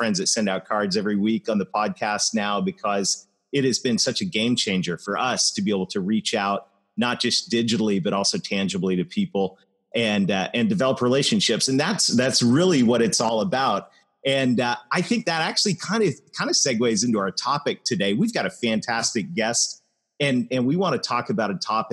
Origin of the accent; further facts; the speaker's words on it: Canada; I am Canadian